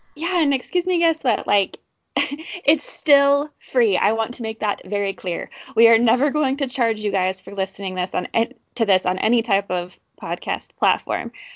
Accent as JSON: {"language": "English", "town": "Orem", "region": "Utah", "country": "United States", "tie": "born or raised there", "said": "I grew up in Orem, Utah"}